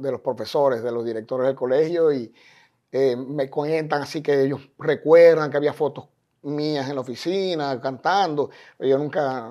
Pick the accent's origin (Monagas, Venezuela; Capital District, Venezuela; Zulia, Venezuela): Zulia, Venezuela; Maracaibo; moved away as an adult; now in Miami, United States; como decimos en Maracaibo